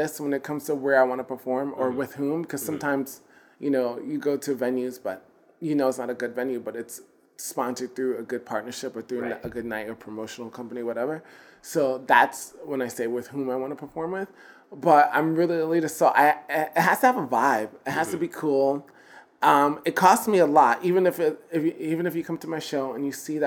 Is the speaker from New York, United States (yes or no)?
yes; New York, United States; I'm from New York